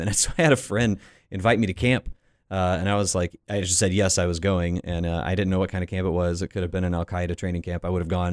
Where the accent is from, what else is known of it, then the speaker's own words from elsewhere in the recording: Panama City Beach, Florida, United States; I grew up in Panama City Beach, Florida